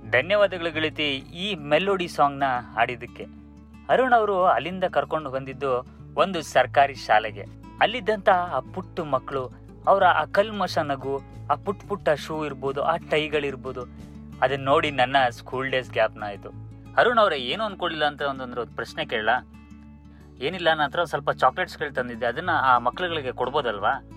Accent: Mysore, Karnataka, India

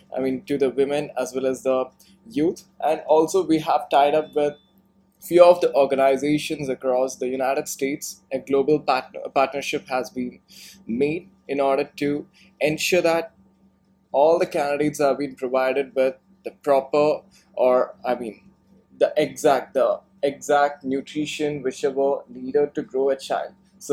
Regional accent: Bangalore, Karnataka, India; English is a second language; I come from Bangalore and you come from Delhi.

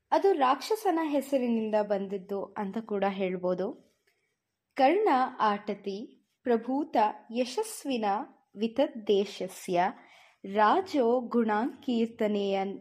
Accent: Karnataka, India; ಕನ್ನಡಿಗರಾಗಿ ಕರ್ನಾಟಕದಲ್ಲಿ ಹುಟ್ಟಿ

